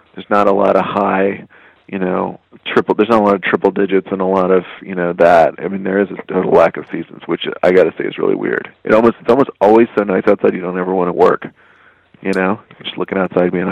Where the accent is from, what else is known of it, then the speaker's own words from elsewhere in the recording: Texas, United States; moved away; as a Texan, I was already a Western person